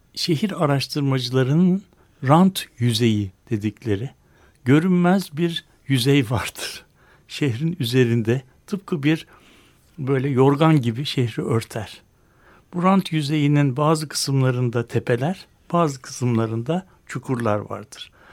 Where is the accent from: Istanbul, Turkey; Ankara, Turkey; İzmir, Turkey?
Istanbul, Turkey; bir İstanbullu olarak, şehirli olarak